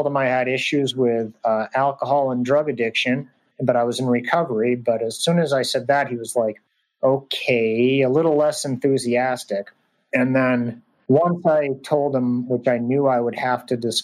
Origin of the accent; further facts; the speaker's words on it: Portland, Maine, United States; Portland, Maine is a refugee resettlement center. So actually that's probably why Reza ended up there in my hometown.